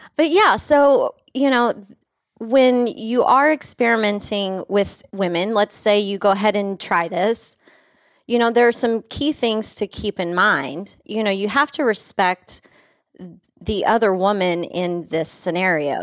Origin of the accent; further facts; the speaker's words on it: West Texas, United States; a country girl from West Texas